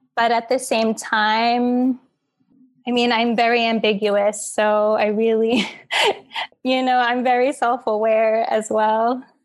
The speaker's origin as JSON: {"language": "English", "town": "New York City", "region": "New York", "country": "United States", "tie": "born or raised there", "said": "I was born and raised in Queens"}